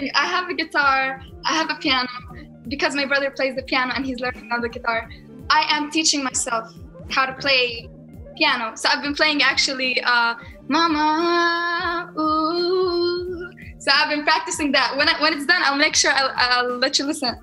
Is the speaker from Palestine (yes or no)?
yes; Palestine; accent: Palestinian; I love my people